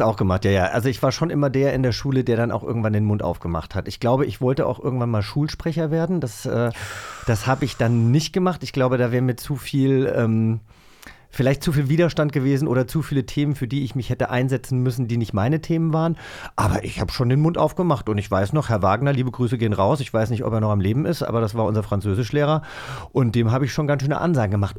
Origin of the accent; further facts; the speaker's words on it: Hesse, Germany; ich äh, komme ja aus einem kleinen Dorf auf, aus Hessen